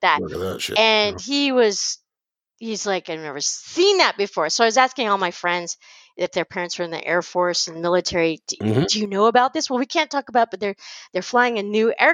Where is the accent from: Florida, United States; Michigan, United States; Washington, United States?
Washington, United States; I grew up in Washington